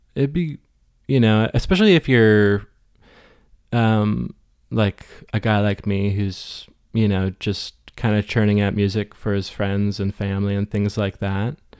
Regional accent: Westport, Ontario, Canada; moved away as an adult; also born or lived in Cobourg, Ontario / Ottawa / Halifax / Toronto; now in St. John's, Canada; somewhere in the middle of elementary, I moved to Westport, Ontario, uh, which is a small town, like, north of, um, Kingston, about forty-five minutes

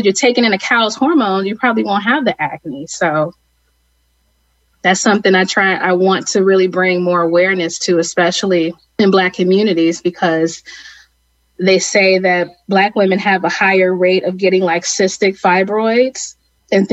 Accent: Cleveland, Ohio, United States; I grew up in Cleveland, Ohio

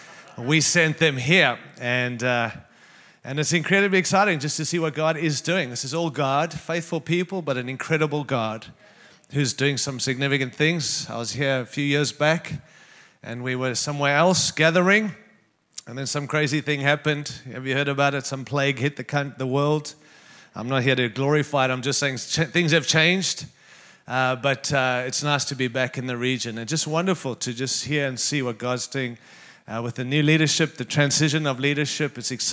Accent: Denver, Colorado, United States; going to sound like I'm from Denver, Colorado, but I am. And that's not in Canada

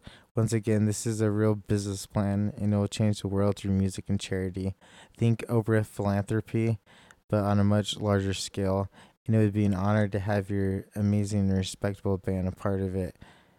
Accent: India; I'm from India, and four others are all adopted, two each from the U.S. and Seoul, Korea.

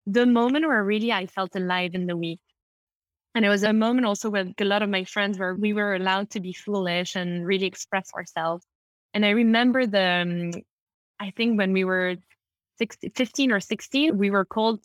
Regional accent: London, United Kingdom; I grew up in London. I'm half French, half Italian

